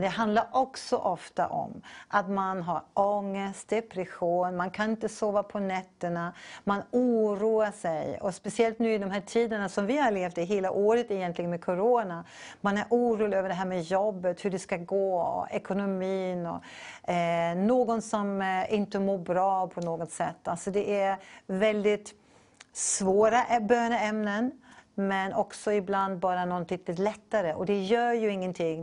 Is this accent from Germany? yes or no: no; Canada; now in Sweden; Jag är från Kanada